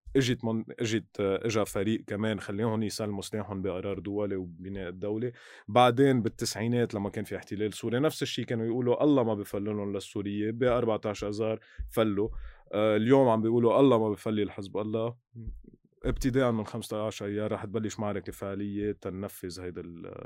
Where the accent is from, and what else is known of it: Lebanon